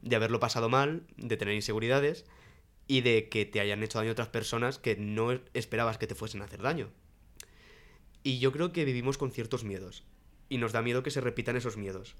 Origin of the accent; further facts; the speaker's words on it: Alicante, Valencian Community, Spain; moved away as an adult; now in Madrid, Spain; cuando llegué a Madrid, porque yo soy de Alicante